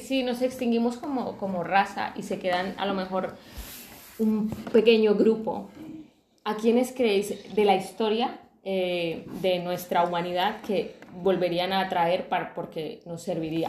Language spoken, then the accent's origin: Spanish; Colombia; now in Spain; yo que soy de Colombia